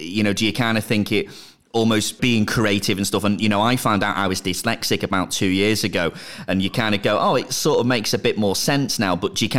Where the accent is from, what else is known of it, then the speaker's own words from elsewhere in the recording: Southport, North West England, United Kingdom; my hometown, Dan, is Southport